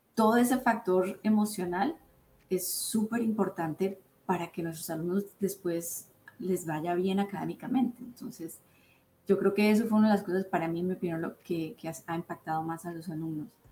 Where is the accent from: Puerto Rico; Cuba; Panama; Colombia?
Colombia; now in United States; mi cultura de Colombia, yo soy colombiana